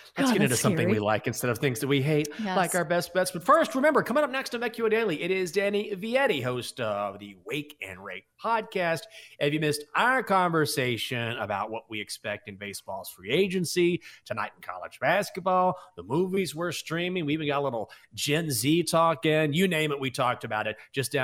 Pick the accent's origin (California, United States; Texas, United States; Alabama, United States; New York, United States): Texas, United States; growing up in West Texas, I don't know how many rattlesnakes I saw, but it was too many.